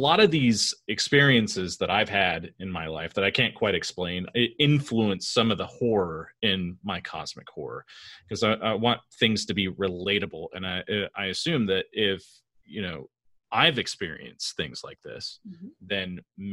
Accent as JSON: {"language": "English", "region": "California", "country": "United States", "also_born_or_lived": "Woodbridge, Virginia", "moved": "yes", "lives_now": "Northern Virginia, United States", "said": "I live in Northern Virginia now. I'm from California originally."}